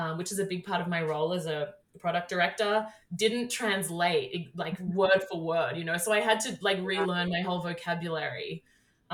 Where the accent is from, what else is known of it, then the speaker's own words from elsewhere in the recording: Australia; moved away as an adult; now in United States; I grew up in Australia and started my career there, and then I moved here 6 years ago.